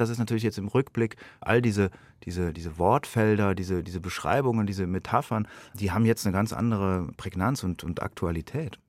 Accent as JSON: {"language": "German", "town": "Munich", "region": "Bavaria", "country": "Germany", "said": "als Bürger dieses Landes, als Europäer, als Deutscher, als Münchner"}